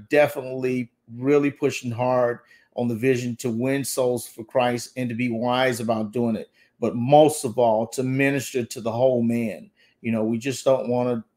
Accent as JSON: {"language": "English", "region": "the South", "country": "United States", "tie": "born or raised there", "said": "I was raised up in the South"}